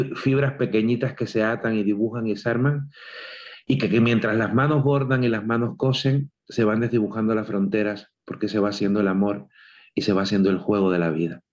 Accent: Cuba; moved away; cuando yo me fui de Cuba, el fin no fue cuando dejé mi casa

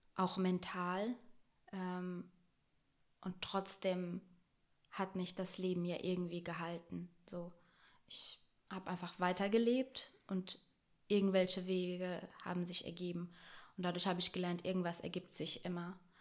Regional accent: Brazil; now in Germany; ich bin in Deutschland geboren, aber in Brasilien aufgewachsen.

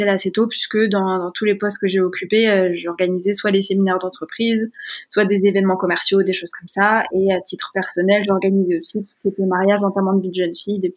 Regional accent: Paris region, Île-de-France, France; je suis à boulogne biancourt je suis née en région parisienne

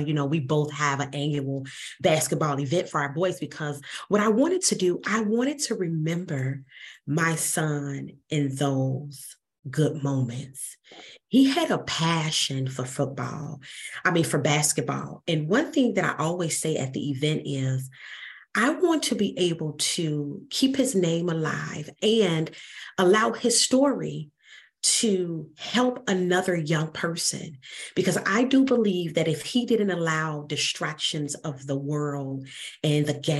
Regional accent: Chicago, Illinois, United States; Your story is so similar to mine, because I grew up on Jackson and Cicero.

